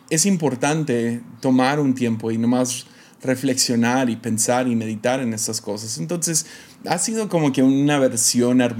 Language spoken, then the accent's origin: Spanish; Mexico; accent: American; una familia que se mudó a México casi casi en cuanto nací. Entonces crecí en México toda mi vida, pero como pueden escuchar, tengo un acento americano, ¿no?